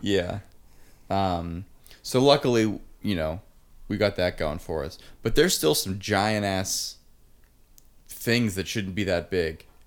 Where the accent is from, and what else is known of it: Pittsburgh, Pennsylvania, United States